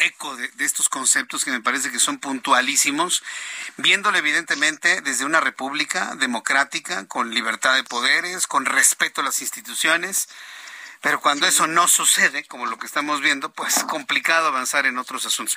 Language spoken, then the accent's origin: Spanish; Mexico; somos millones los mexicanos que la apoyamos